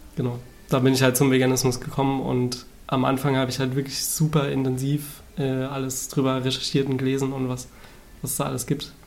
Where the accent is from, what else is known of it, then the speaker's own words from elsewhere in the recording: Saarland, Germany; now in Berlin, Germany; wohnhaft zurzeit in Berlin, ähm, komme aus dem Saarland ursprünglich